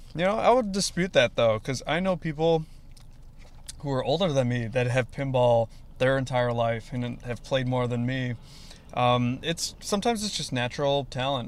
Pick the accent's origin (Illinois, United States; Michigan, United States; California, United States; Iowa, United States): Illinois, United States; Arlington Heights; also born or lived in New York; now in Chicago, United States; grew up in Arlington Heights. So I've, I mean, I was born in New York, but predominantly moved, lived in the Illinois area